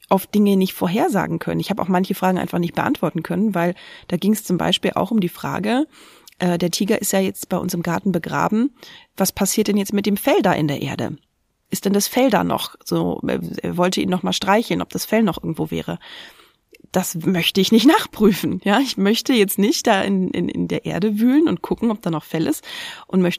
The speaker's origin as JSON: {"language": "German", "town": "Linthe", "region": "Brandenburg", "country": "Germany", "tie": "born or raised there", "said": "Ich bin in Linte in Brandenburg aufgewachsen"}